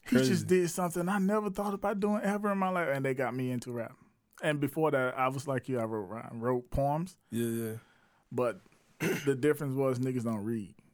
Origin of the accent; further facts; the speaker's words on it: Batesburg-Leesville, South Carolina, United States; Yeah, that's where I'm from. I'm from I'm from Batesburg, Leesville. You heard that?